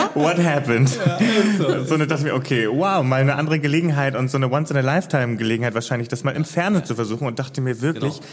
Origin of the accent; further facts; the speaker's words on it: Hamburg, Germany; moved away as an adult; now in Cologne, Germany; also ich bin ja gebürtiger Hamburger mhm. und bin äh, erst 2018, Ende 2018 nach NRW, nach Köln gezogen